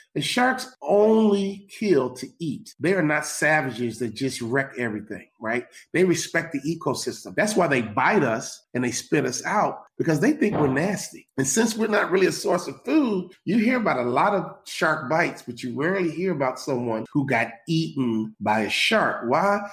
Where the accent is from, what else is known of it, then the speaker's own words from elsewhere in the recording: Chicago, Illinois, United States; I'm from Chicago